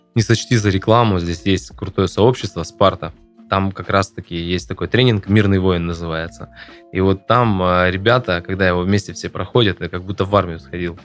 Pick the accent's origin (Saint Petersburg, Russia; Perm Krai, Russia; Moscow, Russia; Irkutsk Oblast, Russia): Perm Krai, Russia; Perm; Я еще вырос в Закамске